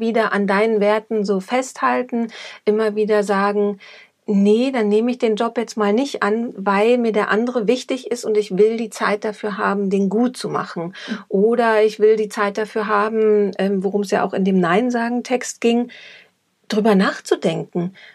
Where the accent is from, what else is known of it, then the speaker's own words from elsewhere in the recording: East Germany, Germany; now in Munich, Germany; Ich komme aus Ostdeutschland, das ist, glaube ich, auch nochmal so ein Punkt. Ähm, da wurde man sehr gemeinschaftsorientiert erzogen